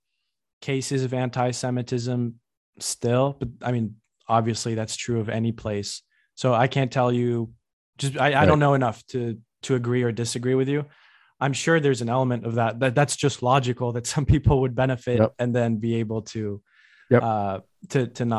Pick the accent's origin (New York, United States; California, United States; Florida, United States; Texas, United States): New York, United States; I come from New York.